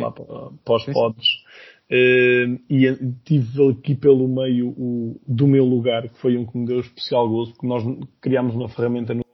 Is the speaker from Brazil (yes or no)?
no; Viseu, Centro, Portugal; na minha zona, eu sou de Viseu